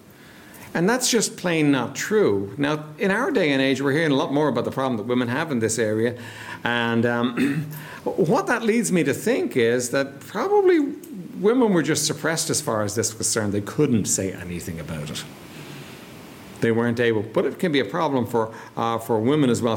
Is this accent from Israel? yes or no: no; Ireland; we're Irish